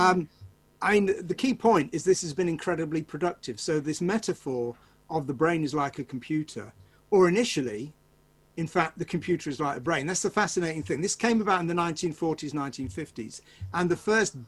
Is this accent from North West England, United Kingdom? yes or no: yes; Manchester, North West England, United Kingdom; I'm from Manchester